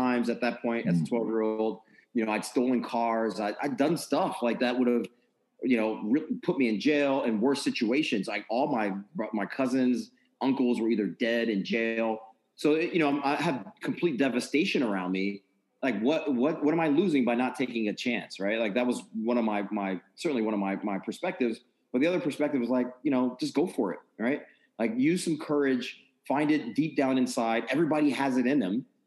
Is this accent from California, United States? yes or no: no; New York area, United States; moved away as an adult; now in Maryland, United States; I'm from the New York area.